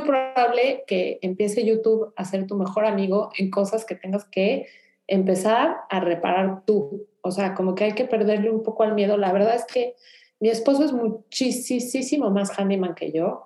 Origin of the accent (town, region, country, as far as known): Mexico City, Mexico; moved away as an adult; now in Houston, United States